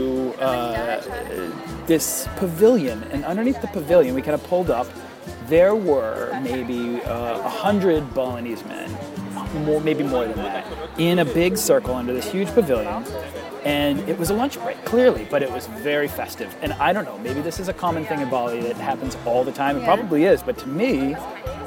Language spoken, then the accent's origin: English; United States; I am an Irish, Polish, American behemoth of a person